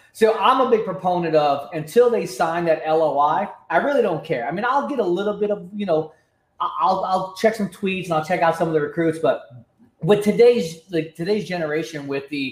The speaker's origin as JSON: {"language": "English", "region": "South Florida", "country": "United States", "tie": "born or raised there", "also_born_or_lived": "New York", "said": "I was born in New York. I moved down to South Florida when I was like 5 years old."}